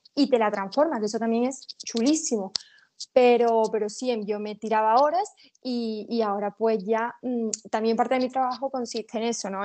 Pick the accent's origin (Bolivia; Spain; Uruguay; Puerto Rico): Spain; Seville, Andalusia; yo soy de Sevilla